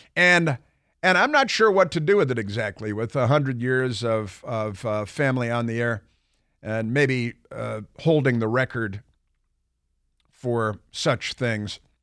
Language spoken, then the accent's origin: English; Milwaukee, Wisconsin, United States; moved away; also born or lived in New York; we moved from New York to Milwaukee after our father died